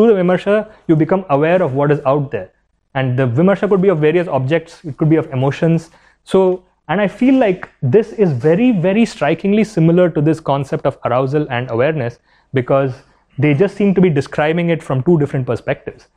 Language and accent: English; India; as an Indian